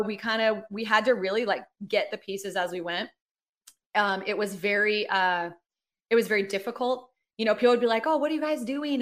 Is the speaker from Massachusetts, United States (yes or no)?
no; Los Angeles, California, United States; moved away as an adult; also born or lived in Sydney, Australia / New York; now in Atlanta, United States; I'm from Los Angeles.